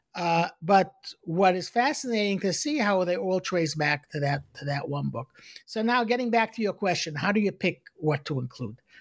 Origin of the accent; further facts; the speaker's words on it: New York City, New York, United States; I was born in, in Brooklyn, in Crown Heights